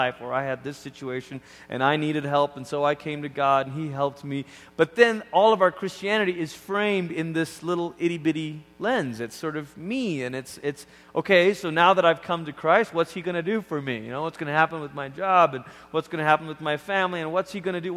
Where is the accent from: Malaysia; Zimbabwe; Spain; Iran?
Malaysia; also born or lived in Oregon, United States; now in United States; even as a kid growing up in Malaysia